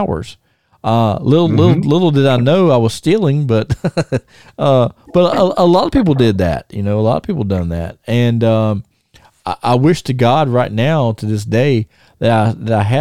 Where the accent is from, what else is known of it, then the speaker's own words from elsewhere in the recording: Thomasville, United States; moved away; we had this little store in Thomasville where I used to live. It was called the News Center. They sold the magazines and they sold newspapers, and they were like one of the first stores there in my hometown